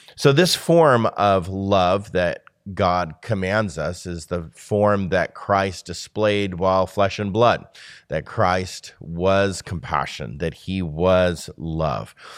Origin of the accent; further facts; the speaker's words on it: United States; we are a lonely people as an American society